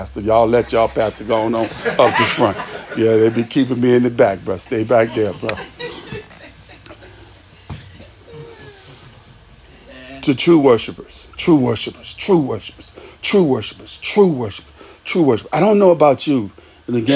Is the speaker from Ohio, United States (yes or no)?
no; Virginia, United States; I'm from Virginia